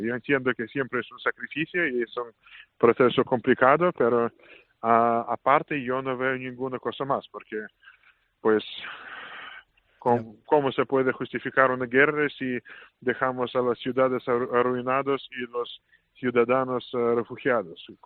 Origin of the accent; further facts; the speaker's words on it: Saint Petersburg, Russia; Spanish is a second language; moved away as an adult; now in Madrid, Spain; San Petersburgo es mi ciudad natal